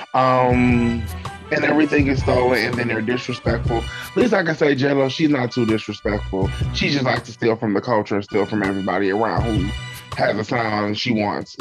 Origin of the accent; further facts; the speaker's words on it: Cleveland, Ohio, United States; me and Laura actually we grew up together in Cleveland